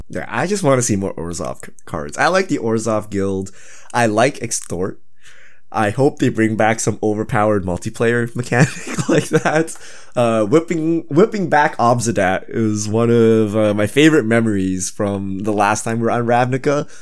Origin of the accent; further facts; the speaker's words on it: Canada; I'm truly Canadian because I used to skate on lakes and stuff